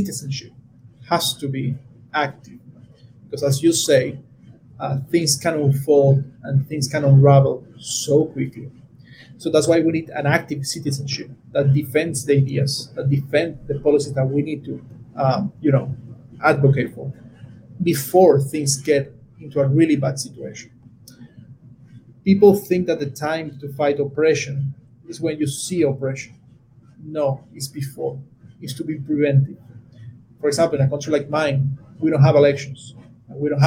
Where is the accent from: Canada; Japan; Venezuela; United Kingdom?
Venezuela; I'm from Venezuela